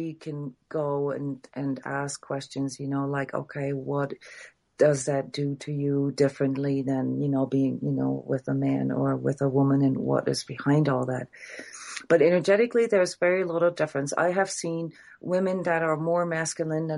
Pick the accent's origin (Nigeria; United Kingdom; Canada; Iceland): Iceland; I'm from Iceland